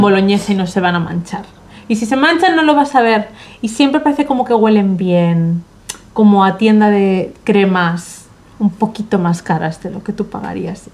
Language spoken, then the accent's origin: Spanish; Madrid, Community of Madrid, Spain; yo, como bien sabes, crecí en Madrid, cerca del Retiro